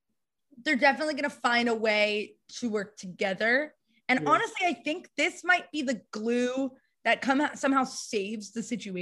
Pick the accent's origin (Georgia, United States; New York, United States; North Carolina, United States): New York, United States; Westchester; I grew up in Westchester, New York